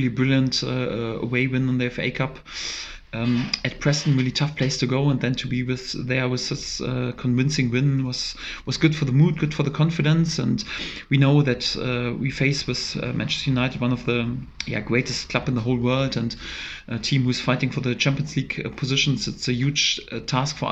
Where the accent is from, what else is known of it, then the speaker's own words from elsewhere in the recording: Germany; English is a second language; moved away as an adult; now in England; I'm originally from Germany.